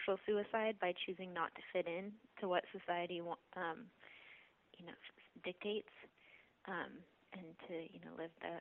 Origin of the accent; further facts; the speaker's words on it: Portland, United States; I grew up in Portland